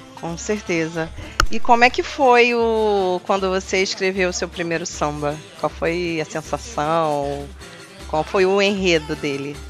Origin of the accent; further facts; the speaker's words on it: Rio de Janeiro, Brazil; Eu sou carioca